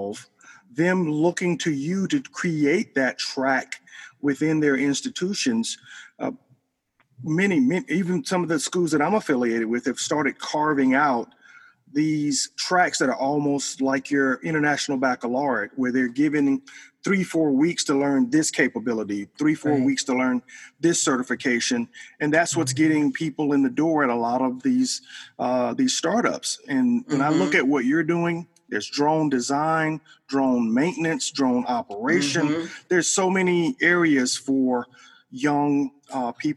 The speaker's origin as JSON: {"language": "English", "town": "Selma", "region": "Alabama", "country": "United States", "tie": "born or raised there", "said": "My hometown of Selma"}